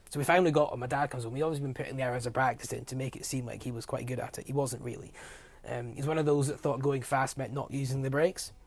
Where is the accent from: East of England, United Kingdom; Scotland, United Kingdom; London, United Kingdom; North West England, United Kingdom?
Scotland, United Kingdom; As a Scottish boy